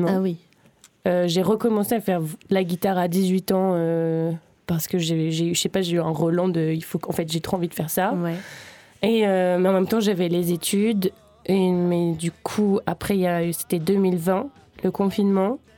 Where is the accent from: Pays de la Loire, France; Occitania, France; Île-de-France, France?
Occitania, France; Uzès; Du coup, j'ai grandi à Uzès, en fait.